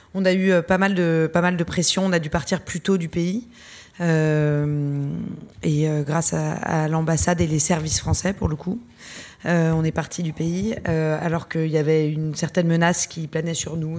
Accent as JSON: {"language": "French", "country": "France", "said": "même si on est française et qu'on a un passeport français"}